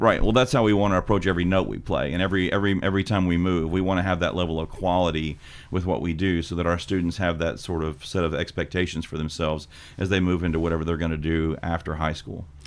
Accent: Hickman County, Tennessee, United States; I'm from Hickman County High School

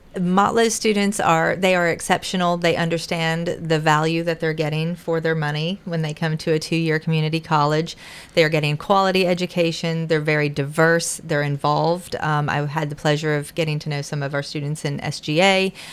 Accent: Western North Carolina, United States; moved away as an adult; also born or lived in Titusville, Florida / Georgia; now in Tennessee, United States; Western North Carolina where the uh, in the mountains, Appalachian Mountains, went to high school there

